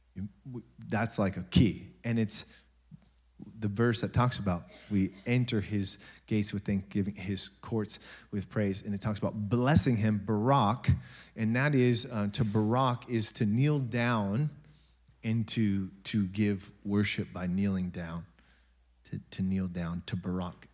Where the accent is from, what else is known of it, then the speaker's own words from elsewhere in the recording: United States; we're American